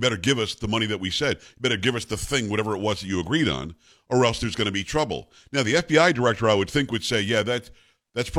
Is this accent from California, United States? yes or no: no; Texas, United States; I'm a Texan